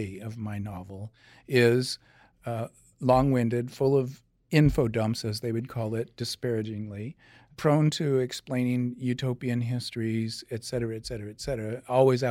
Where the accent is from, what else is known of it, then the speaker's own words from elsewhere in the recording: Davis, California, United States; I'm from Davis, California